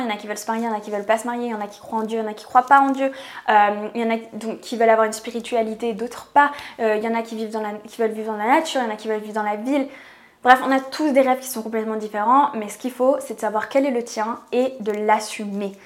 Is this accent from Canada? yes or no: no; France; je vis en France, je suis française